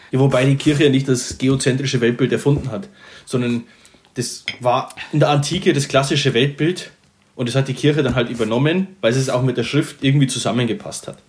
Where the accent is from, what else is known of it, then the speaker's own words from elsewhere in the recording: Upper Palatinate, Bavaria, Germany; Ich bin ja eigentlich Oberpfälzer, das kann man hier mal kurz sagen, man hört es ja bestimmt auch raus.